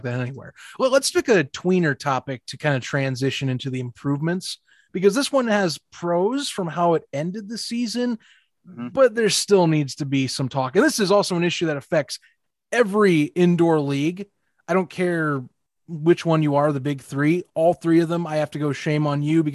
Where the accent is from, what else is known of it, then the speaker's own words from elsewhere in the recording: Indianapolis, Indiana, United States; I'm from Indianapolis